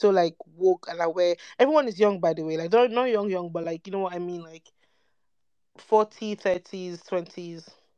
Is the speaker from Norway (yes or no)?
no; Nigeria; Like, it's not just about being Nigerian and Black.